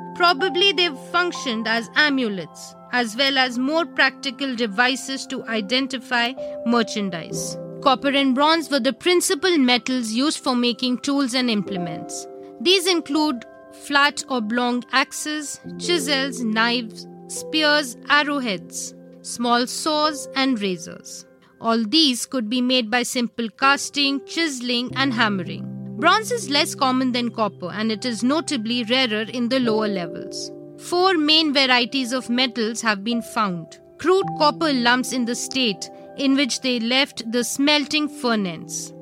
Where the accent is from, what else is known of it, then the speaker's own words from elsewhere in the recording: India; We, as Indians